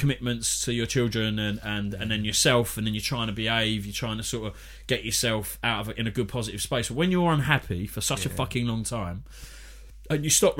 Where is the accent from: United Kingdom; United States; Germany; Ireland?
United Kingdom; London; because I was from East London and my family were from Bethnal Green and everything.